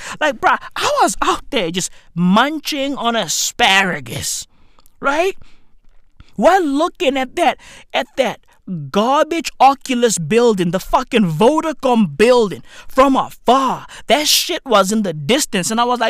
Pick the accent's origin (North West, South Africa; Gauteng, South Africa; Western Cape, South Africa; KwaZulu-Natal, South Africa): Gauteng, South Africa; Johannesburg; I'm from the East End of Johannesburg, and I've achieved nothing.